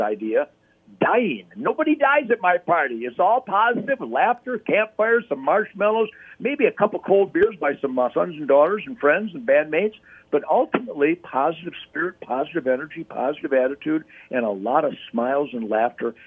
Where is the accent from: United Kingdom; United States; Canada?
United States; Detroit, Michigan; growing up in Detroit